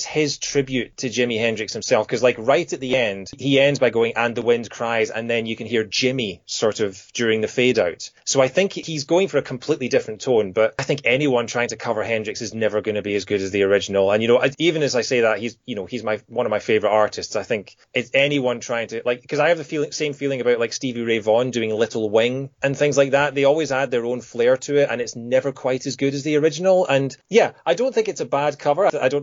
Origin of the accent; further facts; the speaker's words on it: Scotland, United Kingdom; moved away as an adult; also born or lived in Kent; I moved from Scotland down to Kent, so I was 400 miles away from home